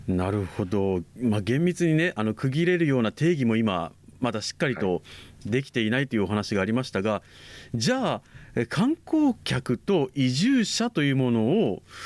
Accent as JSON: {"language": "Japanese", "region": "Okinawa", "country": "Japan", "tie": "born or raised there", "said": "地元の人間としては"}